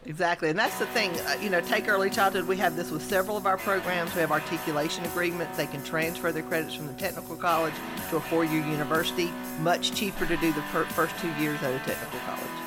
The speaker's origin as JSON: {"language": "English", "region": "Mississippi", "country": "United States", "tie": "born or raised there", "also_born_or_lived": "Gainesville, Florida", "moved": "as an adult", "lives_now": "Georgia, United States", "said": "I grew up in Mississippi"}